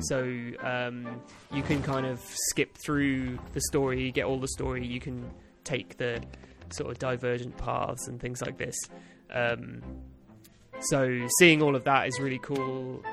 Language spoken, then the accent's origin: English; United Kingdom; as a British man